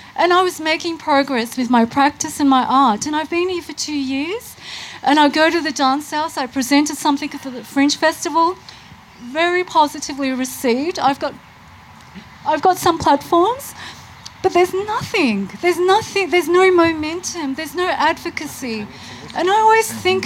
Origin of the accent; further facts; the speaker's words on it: Melbourne, Victoria, Australia; I was born here in Melbourne.